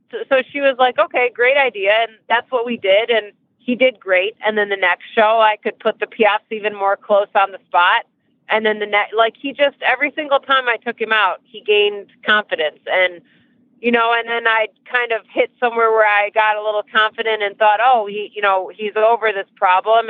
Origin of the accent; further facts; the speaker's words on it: Michigan, United States; moved away as an adult; now in Ocala, United States; I live in Ocala, Florida now. Um, I've lived here for almost 14 years. I can't believe it's been that long, but almost 14 years I've been in Ocala. I'm from Michigan.